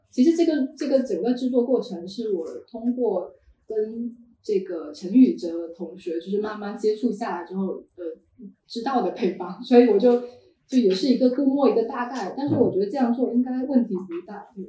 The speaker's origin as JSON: {"language": "Chinese", "town": "Yunxiao", "region": "Fujian", "country": "China", "tie": "born or raised there", "moved": "yes", "said": "因为我是一个零消线城关出生长大的人"}